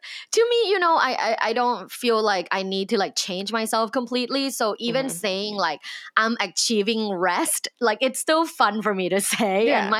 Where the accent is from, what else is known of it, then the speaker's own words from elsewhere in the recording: Thailand; Like I'm originally from Thailand.